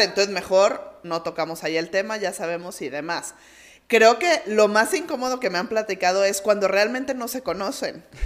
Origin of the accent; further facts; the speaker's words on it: Mexico; como buenos mexicanos